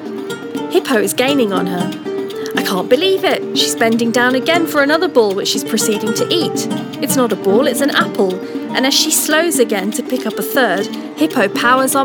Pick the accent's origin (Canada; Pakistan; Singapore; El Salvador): Pakistan; moved away; I grew up in Pakistan.